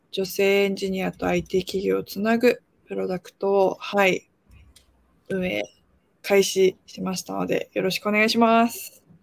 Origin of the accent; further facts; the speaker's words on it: Japan; also born or lived in South Korea; 韓国生まれ日本育ちで3歳から日本にいまして